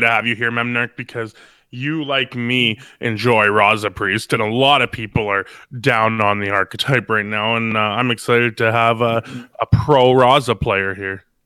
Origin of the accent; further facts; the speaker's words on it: Canada; I'm from Canada.